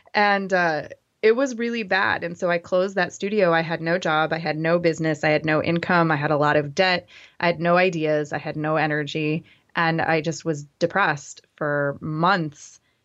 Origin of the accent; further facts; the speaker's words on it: Grand Rapids, Michigan, United States; I grew up in West Michigan, in Grand Rapids